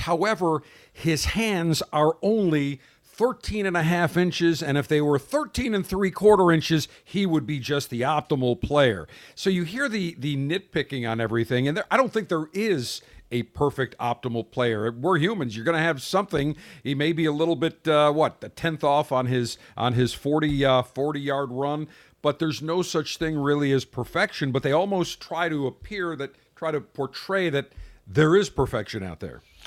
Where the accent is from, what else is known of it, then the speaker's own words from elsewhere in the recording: Buffalo, New York, United States; I grew up in Buffalo